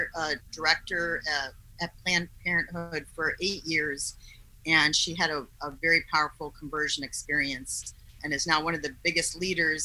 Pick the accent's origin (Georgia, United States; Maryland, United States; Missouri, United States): Missouri, United States; St. Louis; moved away as an adult; now in Tomball, United States; I was born and raised in St. Louis, and I live in Tomball, Texas now